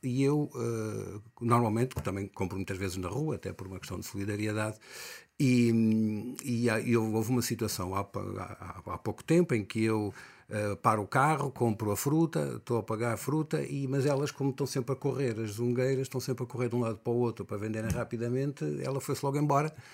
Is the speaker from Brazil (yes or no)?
no; Angola; now in Portugal; sempre me assumi como angolano